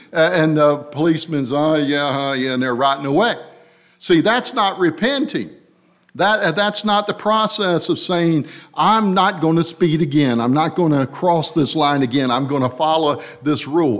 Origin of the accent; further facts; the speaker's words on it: Harnett Central, North Carolina, United States; I'm from Harnett Central